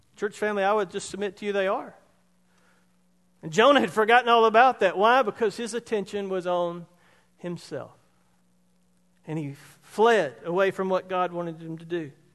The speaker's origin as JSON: {"language": "English", "town": "Roebuck", "region": "South Carolina", "country": "United States", "tie": "born or raised there", "said": "from Roebuck, Hicktown, South Carolina. Which is growing now. I mean, now it's a metropolis. When I was growing up there, there was one caution light"}